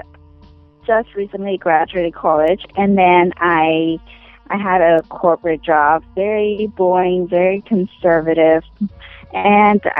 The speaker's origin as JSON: {"language": "English", "region": "Ho Chi Minh City", "country": "Vietnam", "tie": "born or raised there", "also_born_or_lived": "Oregon", "moved": "yes", "said": "I grew up in Vietnam"}